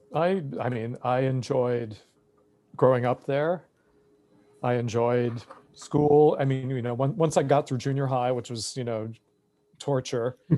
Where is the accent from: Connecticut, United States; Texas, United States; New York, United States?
New York, United States; Massapequa Park; now in New York City, United States; growing up in Massapequa Park